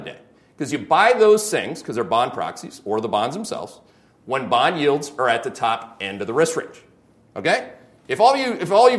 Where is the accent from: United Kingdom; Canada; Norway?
Canada; I'm Canadian